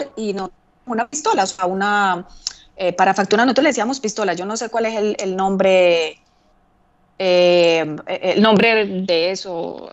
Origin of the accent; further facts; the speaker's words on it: Colombia; moved away as an adult; also born or lived in Basque Country, Spain / Figueres, Spain / London, United Kingdom; cuando yo salí de Colombia